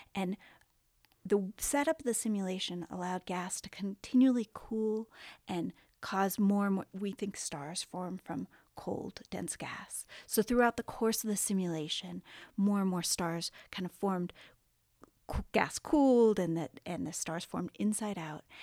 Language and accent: English; Southern California, United States; I grew up in Southern California, right next to the beach